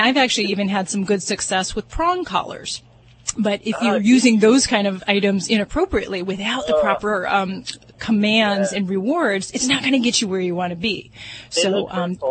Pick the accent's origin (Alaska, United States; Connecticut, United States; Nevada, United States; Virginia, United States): Nevada, United States; Las Vegas; I'm from Vegas